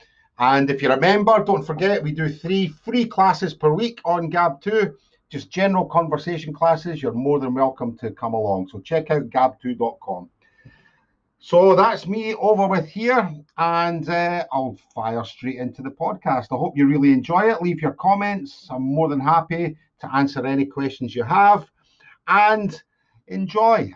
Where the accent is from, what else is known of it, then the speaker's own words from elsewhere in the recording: Scotland, United Kingdom; moved away as an adult; also born or lived in Bangkok, Thailand; I'm from Scotland in the UK